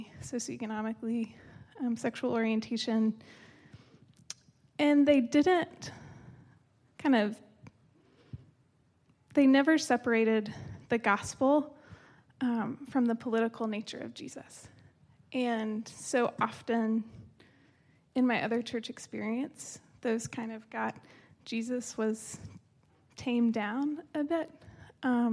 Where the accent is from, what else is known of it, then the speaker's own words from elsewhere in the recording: East Tennessee, United States; I was born and raised in East Tennessee on a Baptist liberal arts college campus